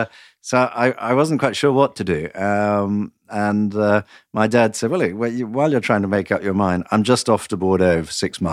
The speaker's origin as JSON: {"language": "English", "town": "Nottingham", "region": "East Midlands", "country": "United Kingdom", "tie": "born or raised there", "also_born_or_lived": "Portugal / France", "moved": "as an adult", "said": "No, I was born in Nottingham in England, and I was educated and brought up in England. But for the last 23 years, I've been living outside England, in Portugal and in France"}